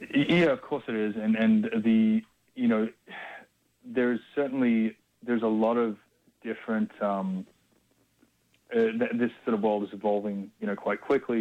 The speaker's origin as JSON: {"language": "English", "country": "Australia", "tie": "born or raised there", "said": "growing up in Australia"}